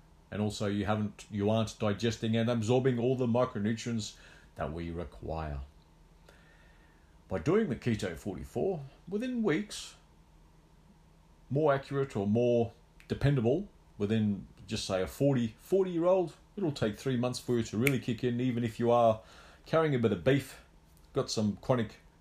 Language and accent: English; Australia; I was the only Aussie left in the semis